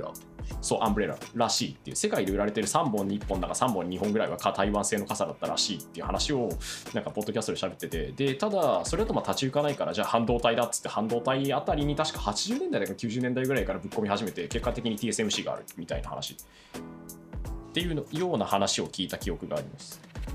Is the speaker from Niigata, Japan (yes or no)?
yes; Tsubame, Niigata, Japan; 新潟県燕市出身なんですけど